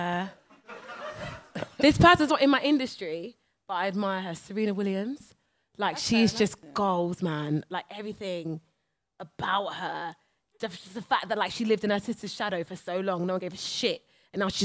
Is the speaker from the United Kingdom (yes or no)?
yes; Brighton, South East England, United Kingdom; And I'm from Brighton as well